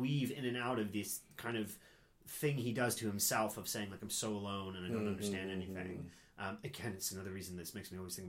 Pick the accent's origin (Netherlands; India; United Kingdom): United Kingdom; England; I'm English. You still haven't figured that out.